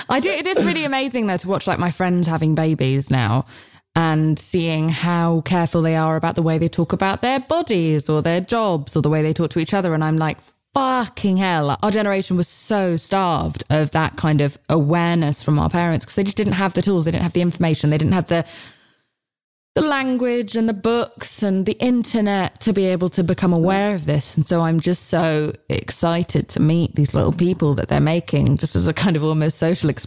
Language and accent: English; United Kingdom; I'm British.